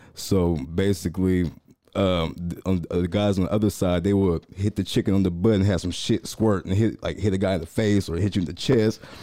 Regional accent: Waco, Texas, United States; I was born here, but I grew up in Waco

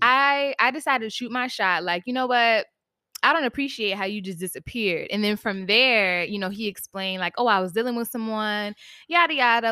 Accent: Virginia, United States; now in New York, United States; shout out to the seven five, that's where I'm from

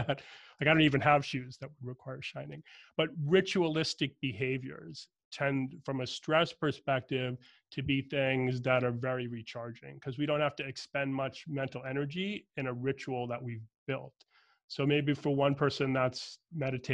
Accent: Boston, Massachusetts, United States; I'm from Boston, Irish Catholic family. My dad had crazy commute in and out of Boston most of my growing up time period

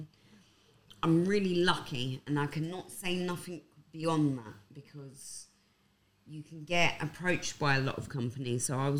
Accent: London, United Kingdom; I'm from Hackney.

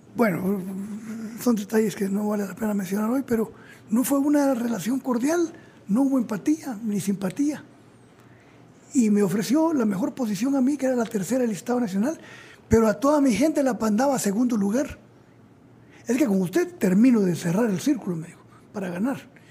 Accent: Zacapa, Guatemala; moved away as an adult; also born or lived in Mexico

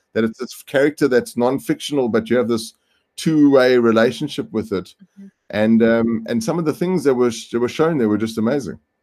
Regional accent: South Africa; I come from South Africa and I work with Singularity University in South Africa.

